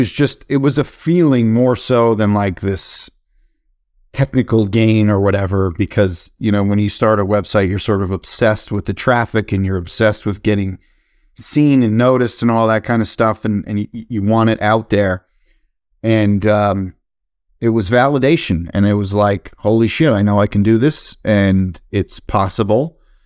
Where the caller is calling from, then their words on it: Long Island, New York, United States; I live, I'm in Long Island, New York, and just hoping my kids don't walk in at any second.